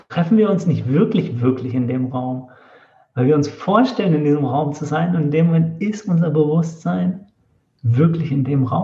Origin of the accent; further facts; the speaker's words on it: Northern Germany, Germany; und wir waren es als Norddeutsche. Ich habe mich gar nicht getraut, was zu sagen oder so. Ich dachte, ich klinge dann so fremd.